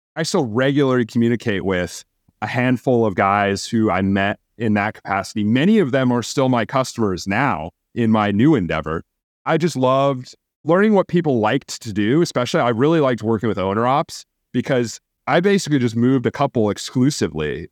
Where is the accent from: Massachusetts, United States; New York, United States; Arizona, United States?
Arizona, United States; Phoenix; moved away as an adult; also born or lived in Milwaukee, Wisconsin; I grew up in in Phoenix, Arizona